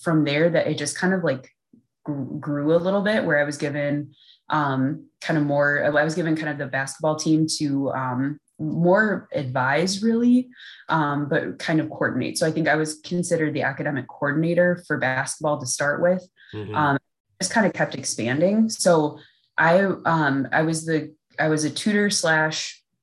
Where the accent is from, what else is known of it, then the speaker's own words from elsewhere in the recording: Milwaukee, Wisconsin, United States; also born or lived in Valparaiso, Indiana; now in Minnesota, United States; originally I'm from Milwaukee